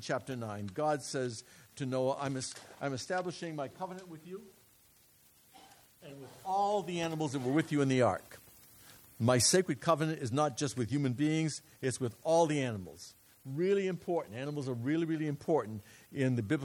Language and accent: English; New England, United States; moved away; I'm from New England. When I was a kid, we ate haddock all the time